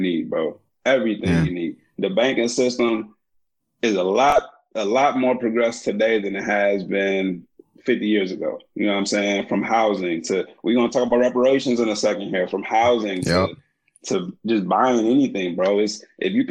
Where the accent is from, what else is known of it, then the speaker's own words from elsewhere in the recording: Kankakee, Illinois, United States; I'm from Kankakee, Illinois